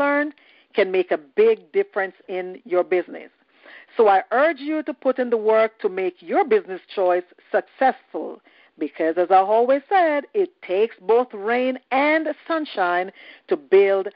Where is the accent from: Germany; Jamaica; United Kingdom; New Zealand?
Jamaica; I am Jamaican